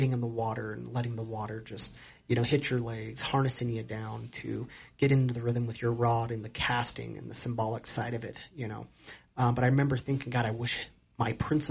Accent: Casper, Wyoming, United States; moved away as an adult; now in Sheridan, United States; I grew up in Casper, Wyoming.

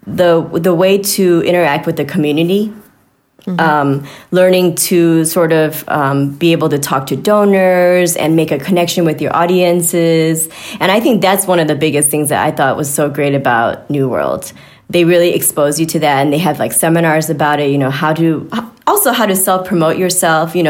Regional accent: Chicago, Illinois, United States; also born or lived in New York City / Boston / Miami; now in Kansas City, United States; I'm actually from Chicago

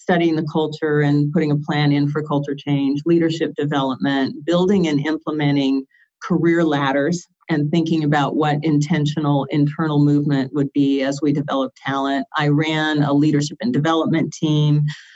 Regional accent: West Coast, United States; moved away as an adult; also born or lived in Atlanta; I was born and raised on the West Coast and went to Washington State University

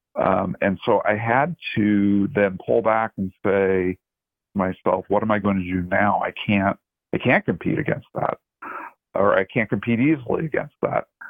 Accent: Oregon, United States; moved away; growing up in Oregon

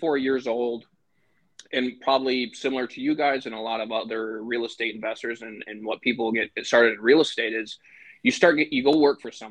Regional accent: Michigan, United States; now in Green Bay, United States; I live in Green Bay, Wisconsin, born and raised in Michigan

